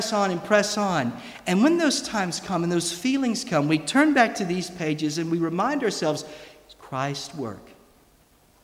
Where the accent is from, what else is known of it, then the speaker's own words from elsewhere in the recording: United States; accent: American; moved away as an adult; now in Scotland, United Kingdom; my American accent